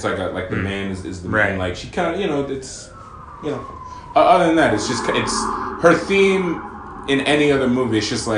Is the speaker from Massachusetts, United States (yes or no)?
yes; Amherst, Massachusetts, United States; I am from Amherst, but I'm not that earthy crunchy